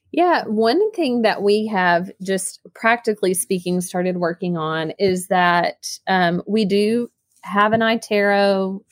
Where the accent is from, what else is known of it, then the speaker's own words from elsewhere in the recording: Northeast Arkansas, United States; also born or lived in Jonesboro, Arkansas; I'm actually from Northeast Arkansas